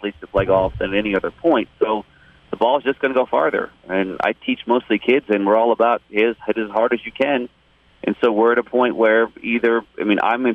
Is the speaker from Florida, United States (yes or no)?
yes; Orlando, Florida, United States; moved away as an adult; also born or lived in Gainesville / Hattiesburg; now in Dallas, United States; I'm from Orlando